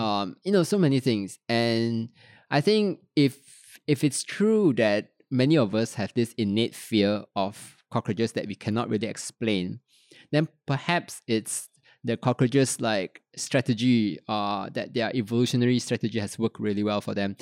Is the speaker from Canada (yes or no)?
no; Petaling Jaya, Selangor, Malaysia; also born or lived in Kuala Lumpur; I was born in Kuala Lumpur, grew up in Petaling Jaya